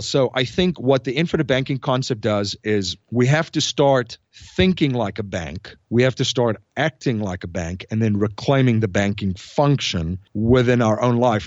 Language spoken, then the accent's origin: English; South Africa; moved away as an adult; now in United States; I'm originally from South Africa. I came to the United States in two thousand and one after I graduated university